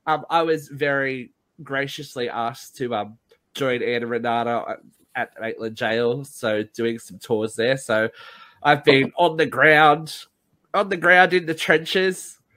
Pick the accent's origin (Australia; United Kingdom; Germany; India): United Kingdom; No twat, I'm British.